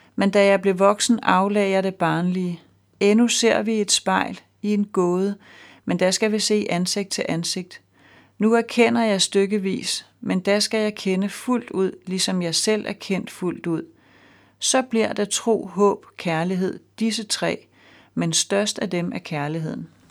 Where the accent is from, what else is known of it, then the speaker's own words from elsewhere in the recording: Denmark; som dansker og med fast job og hus med realkreditlån